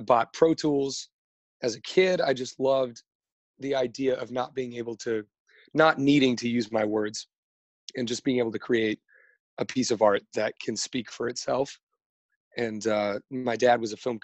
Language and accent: English; Los Angeles, California, United States; I am from Studio City, California. It's in the Valley